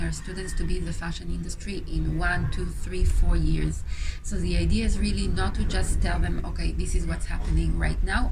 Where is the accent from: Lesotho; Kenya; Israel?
Israel; moved away as an adult; now in Paris, France; I come originally from Israel